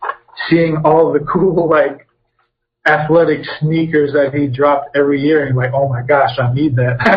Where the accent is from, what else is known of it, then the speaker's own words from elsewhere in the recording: Chicago, Illinois, United States; growing up in Chicago, in the Chicagoland area